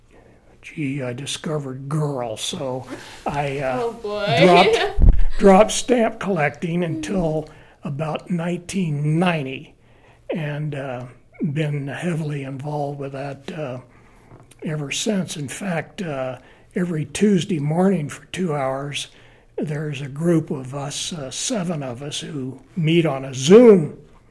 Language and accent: English; West Palm Beach, Florida, United States; born or raised there; moved away as an adult; also born or lived in St. Augustine, Florida; now in Colorado, United States